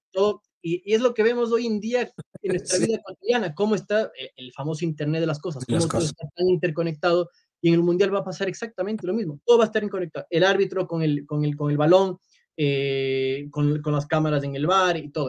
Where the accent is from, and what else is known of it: Ecuador